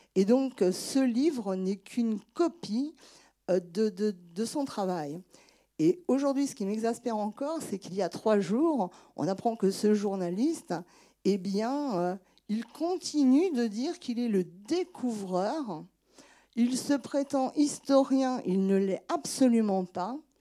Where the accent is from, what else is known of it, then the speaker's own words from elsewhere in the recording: Angers, Pays de la Loire, France; je suis née à Angers